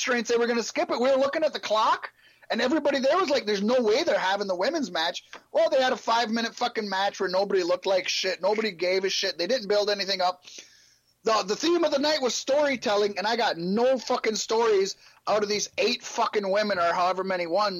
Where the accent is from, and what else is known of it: Virginia Beach, Virginia, United States